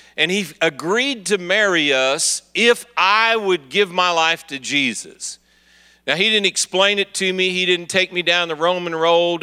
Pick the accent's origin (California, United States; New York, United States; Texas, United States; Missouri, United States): Missouri, United States; Kansas City; I'm from Kansas City, Missouri